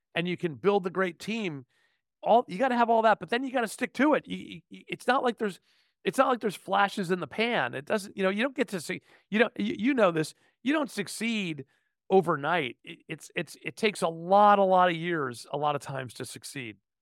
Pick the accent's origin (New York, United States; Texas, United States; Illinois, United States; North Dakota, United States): New York, United States; outside New York City, United States; I was born in New York City, grew up outside New York City, um, in the suburb north of town